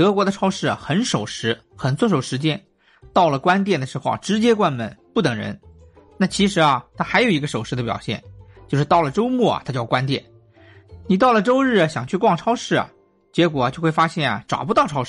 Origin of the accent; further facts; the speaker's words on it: China; also born or lived in Berlin, Germany; 我们中国人